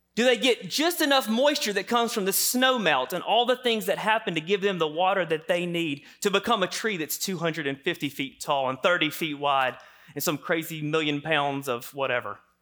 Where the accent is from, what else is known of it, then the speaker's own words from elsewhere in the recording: the South, United States; I grew up in the South here